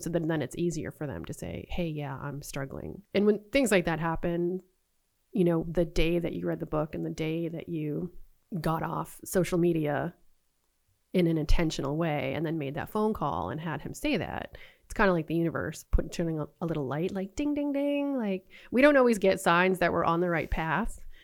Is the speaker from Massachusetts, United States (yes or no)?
yes; Boston, Massachusetts, United States; moved away; I'm originally from Boston